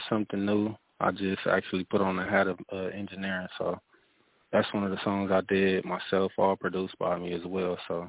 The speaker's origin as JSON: {"language": "English", "region": "California", "country": "United States", "moved": "yes", "lives_now": "Las Vegas, United States", "said": "I'm from California though."}